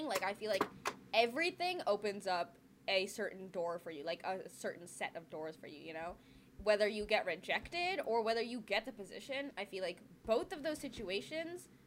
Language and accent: English; California, United States; I grew up in California